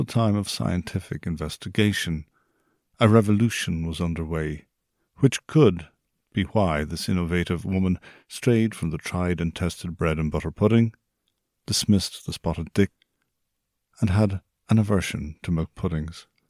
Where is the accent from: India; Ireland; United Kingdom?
Ireland